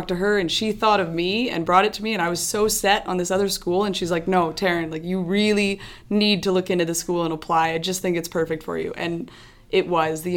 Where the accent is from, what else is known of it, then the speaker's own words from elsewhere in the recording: Edmonton, Alberta, Canada; now in Calgary, Canada; I'm so from Edmonton